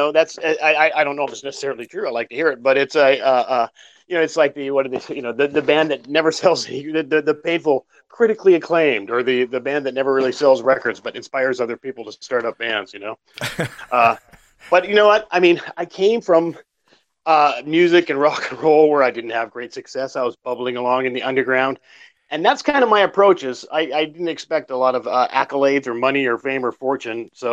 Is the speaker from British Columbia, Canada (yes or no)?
no; Cochrane, Alberta, Canada; moved away as an adult; also born or lived in Calgary, Canada / San Francisco, United States; I was born in Calgary, but raised near a town called Cochrane.